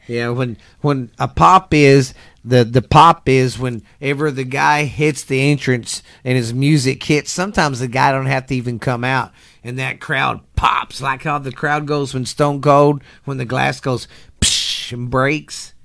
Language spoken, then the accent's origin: English; Texas, United States; I grew up in the South in Texas down here